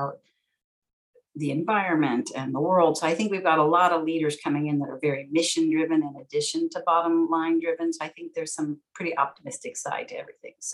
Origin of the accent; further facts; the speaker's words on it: San Francisco, California, United States; growing up in San Francisco, I'm fourth generation San Franciscan. We spoke English at home